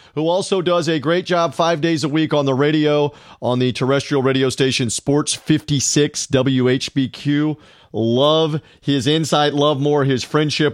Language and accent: English; Memphis, Tennessee, United States; my hometown, the River City, the Bluff City, Beale Street